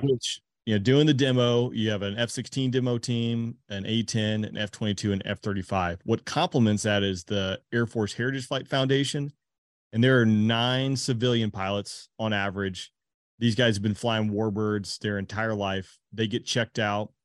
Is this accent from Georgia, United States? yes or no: yes; Georgia, United States; I'm from Georgia.